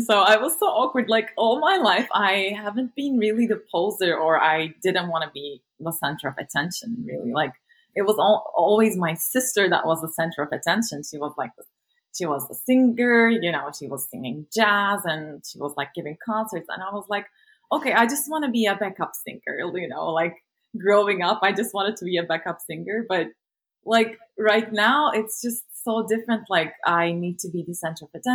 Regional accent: a small city in southwest Turkey, Turkey; moved away as an adult; now in United States; I'm originally from Turkey. Born and raised in a small city in southwest Turkey, and I just moved to the States to do my PhD

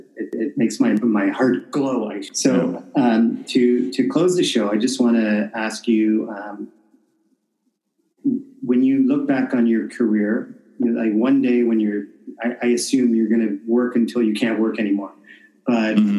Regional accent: Canada; moved away as an adult; being a Canadian living abroad since 1997

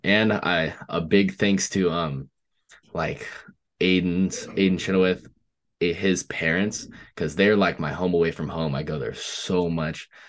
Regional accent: Oregon, United States; I'm from Oregon

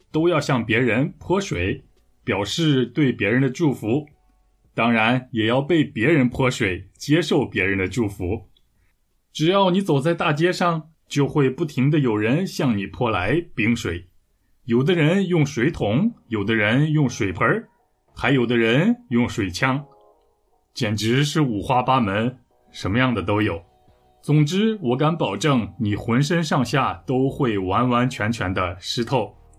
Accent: Taiyuan, Shanxi, China; 那么我的家乡太原市可以算是三线城市

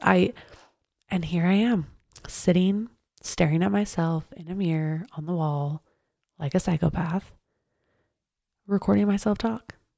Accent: Draper, Utah, United States; I grew up in Draper

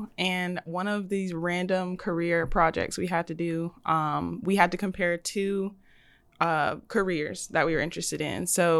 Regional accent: Birmingham, Alabama, United States; also born or lived in Hoover, Alabama; I'm from Birmingham, Alabama.

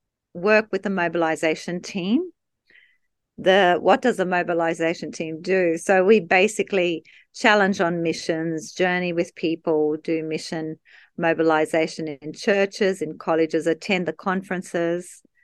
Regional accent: Brazil; So the location we were in was about 8 hours from Rio, yep, by car, and no beach around, so in the center of Brazil

